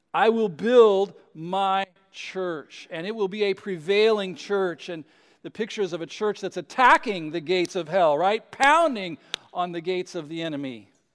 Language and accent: English; West Coast, United States; I was, uh, born and raised on the West Coast